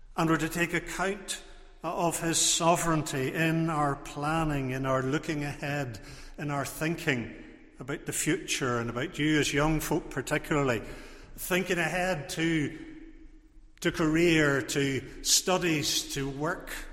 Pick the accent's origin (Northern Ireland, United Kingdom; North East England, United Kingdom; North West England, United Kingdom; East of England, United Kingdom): Northern Ireland, United Kingdom; Portrush; I was growing up in Portrush